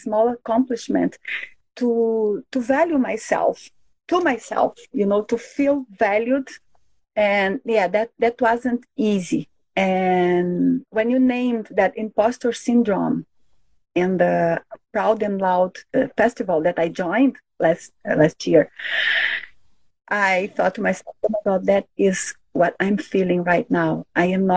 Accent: Brazil; first language Portuguese; English is a second language; moved away as an adult; now in Canada; I am from Brazil. I was born and raised there. I lived in three different states in that country, and all of them have borders with Spanish-speaking countries.

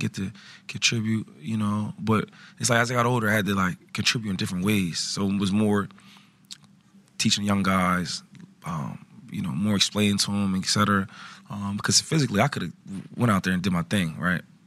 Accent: Harrisburg, Pennsylvania, United States; also born or lived in Philadelphia; growing up in Harrisburg

